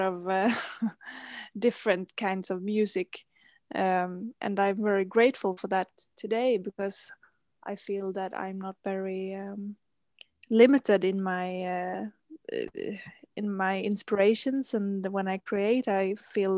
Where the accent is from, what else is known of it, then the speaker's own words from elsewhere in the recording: Gothenburg, Västra Götaland, Sweden; I'm calling from Gothenburg, which is the second biggest city of Sweden. It's located on the west coast, and here this is the place where I've grown up and lived most of my life.